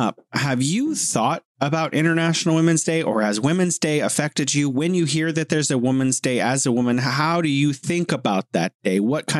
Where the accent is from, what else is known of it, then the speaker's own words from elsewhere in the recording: California, United States; now in Beijing, China; I'm originally from California, the Golden State, and living here in sunny, beautiful Beijing, City of Museums.